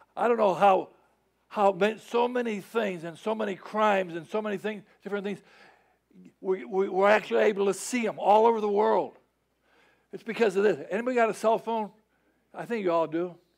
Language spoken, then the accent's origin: English; Chicago, Illinois, United States; moved away; I'm from Chicago. I know about snow